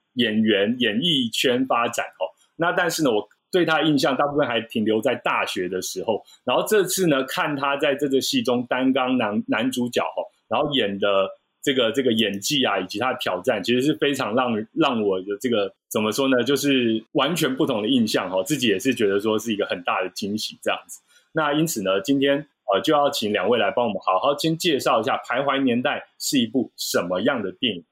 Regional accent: Taiwan; 像我们一样所谓土生土长的台湾人

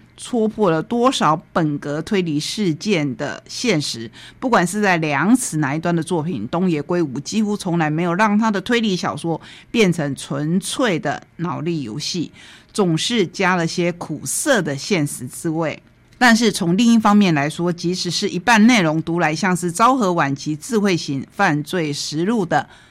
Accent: Taitung County, Taiwan; 我们台东人

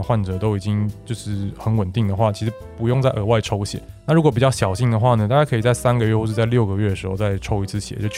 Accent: Taiwan; 那其实一般来说，我们台湾人不一定要吃到这么高的剂量。

